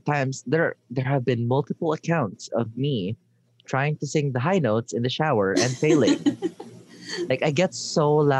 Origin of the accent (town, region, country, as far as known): Philippines